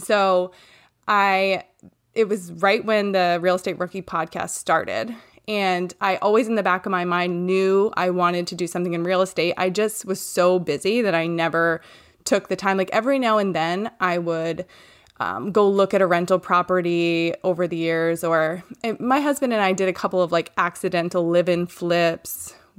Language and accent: English; Maine, United States; I'm from Maine, and I live here with my husband, Ross